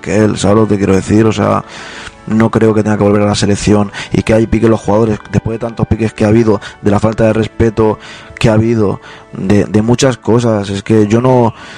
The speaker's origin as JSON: {"language": "Spanish", "region": "Catalonia", "country": "Spain", "said": "Yo como catalán y español, él sabe lo que es una estelada, todos los catalanes sabemos lo que es una estelada"}